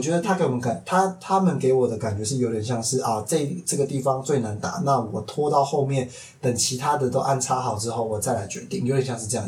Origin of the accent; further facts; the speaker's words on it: Taipei, Taiwan; 算是土生土长的台北人